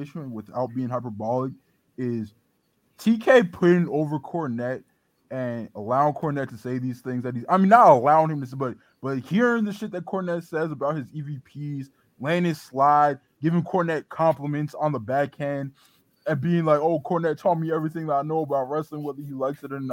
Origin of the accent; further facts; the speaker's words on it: Nigeria; Obosi Kwenu, Naija Kwenu, I'm Nigerian